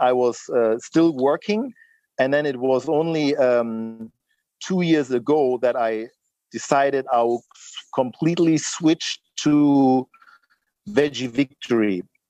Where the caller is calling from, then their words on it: Lagos, Nigeria; I'm not calling from London or something. I'm really here in Lagos, Nigeria, you know?